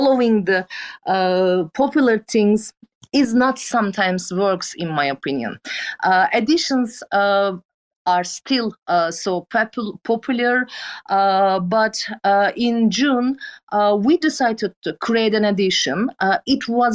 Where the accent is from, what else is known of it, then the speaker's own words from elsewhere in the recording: Turkey; English is a second language; I'm a photographer from Turkey